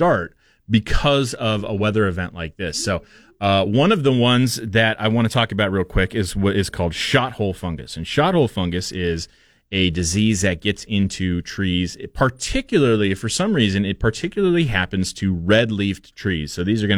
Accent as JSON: {"language": "English", "town": "Portland", "region": "Oregon", "country": "United States", "tie": "born or raised there", "moved": "yes", "lives_now": "Boise, United States", "said": "I grew up in Portland"}